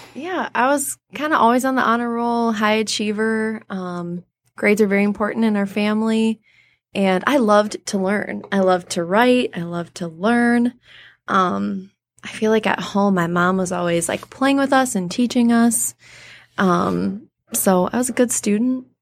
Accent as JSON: {"language": "English", "town": "Clinton Township", "region": "Michigan", "country": "United States", "tie": "born or raised there", "also_born_or_lived": "Detroit, Michigan / Macomb, Michigan", "said": "I was born in Detroit. Grew up in Clinton Township, Michigan"}